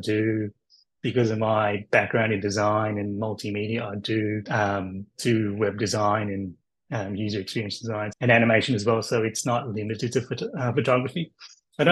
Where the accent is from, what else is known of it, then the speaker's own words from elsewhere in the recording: Melbourne, Victoria, Australia; I'm from Melbourne, Australia